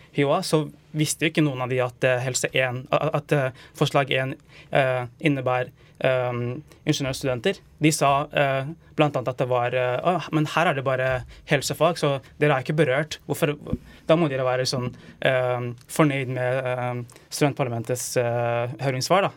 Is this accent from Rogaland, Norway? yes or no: no; Stange, Innlandet, Norway; Jeg er fra Stanger i Hedmark